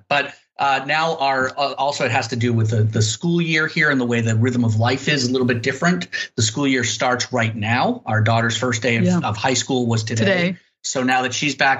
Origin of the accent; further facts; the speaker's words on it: Nahant, Massachusetts, United States; I come from Nahant, Massachusetts, which is a tiny little fishing town off the coast of Lynn.